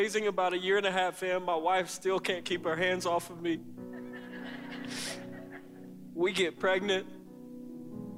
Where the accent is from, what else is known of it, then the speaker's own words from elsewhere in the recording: South Carolina, United States; I grew up here in South Carolina with both of my parents